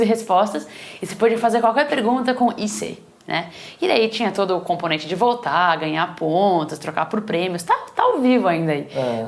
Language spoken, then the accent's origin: Portuguese; São Paulo, Brazil; moved away as an adult; also born or lived in Boston; now in Silicon Valley, United States; Eu vim de família, sou de São Paulo mesmo, vim de família simples